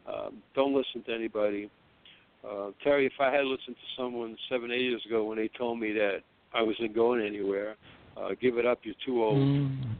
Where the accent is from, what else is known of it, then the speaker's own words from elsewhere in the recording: Tripoli, Tripoli District, Libya; English is a second language; I was born in North Africa, but to Italian parents. I'm from